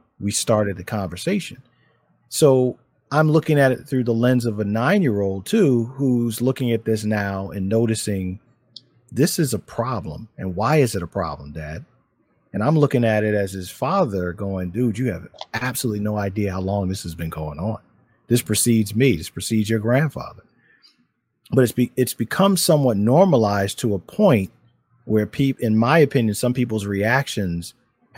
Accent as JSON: {"language": "English", "town": "Philadelphia", "region": "Pennsylvania", "country": "United States", "tie": "born or raised there", "said": "I grew up in Philadelphia"}